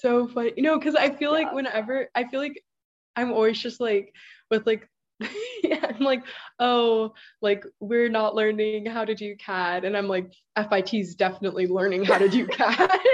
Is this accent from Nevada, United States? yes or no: no; Kahuku, Hawaii, United States; moved away as an adult; also born or lived in Rhode Island; I'm from Kahuku, Hawaii. That's on the North Shore of Oahu